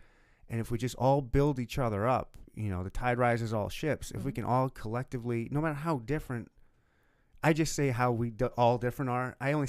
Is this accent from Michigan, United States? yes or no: yes; Michigan, United States; also born or lived in South Dakota / Louisiana; now in Kansas City, United States; I'm not from Kansas City either. {S2} Where'd you grow up? {S0} I was born and raised in Michigan, and then turned military brat, and then lived in South Dakota for a little bit.